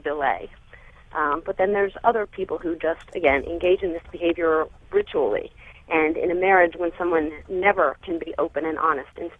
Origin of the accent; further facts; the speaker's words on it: Baltimore, Maryland, United States; now in Lehigh Valley, United States; I'm a little bit north of Philadelphia in the Lehigh Valley, originally from Baltimore.